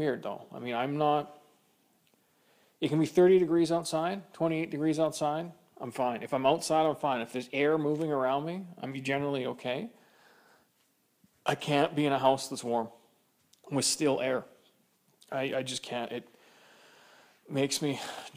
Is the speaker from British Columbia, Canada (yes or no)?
yes; Kamloops, British Columbia, Canada; now in Edmonton, Canada; growing up in Kamloops, it's a semi-desert.